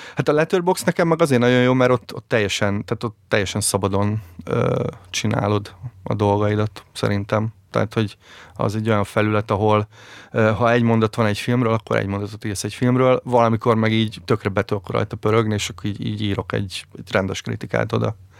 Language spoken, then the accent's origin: Hungarian; Szolnok, Jász-Nagykun-Szolnok, Hungary; ezerkilencszáznyolcvankettőben születtem Szolnokon